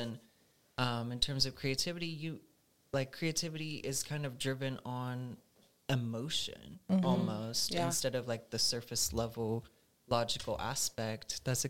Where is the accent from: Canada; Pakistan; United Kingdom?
Pakistan; Yeah, it was definitely when I was older, I'd say, you know, it's kind of like a awakening that you have of, like, okay, like, there's actually just beautiful parts of your culture